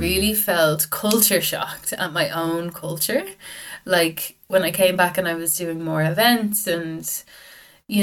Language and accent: English; Dublin, Leinster, Ireland; I'm from Dublin. Grew up in Dublin, North Dublin